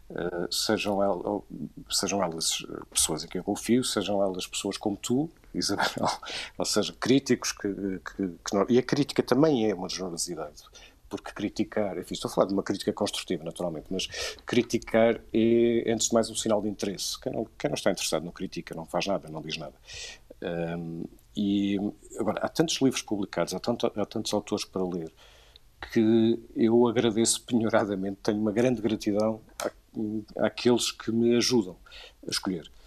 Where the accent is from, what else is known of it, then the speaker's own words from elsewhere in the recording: Viseu, Centro, Portugal; eu sou de, sou de Viseu